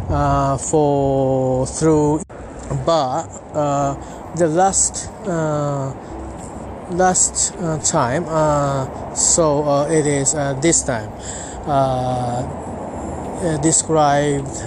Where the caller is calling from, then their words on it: Japan; English is a second language; I'm talking from Japan. I'm at uh, near my local train station.